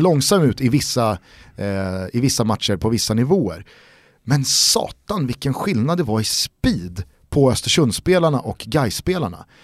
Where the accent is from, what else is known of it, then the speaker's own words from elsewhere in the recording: Stockholm, Stockholm County, Sweden; som stockholmare